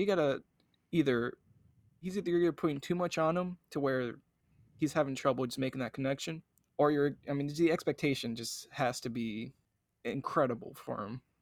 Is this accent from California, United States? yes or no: no; Cincinnati, Ohio, United States; growing up in Cincinnati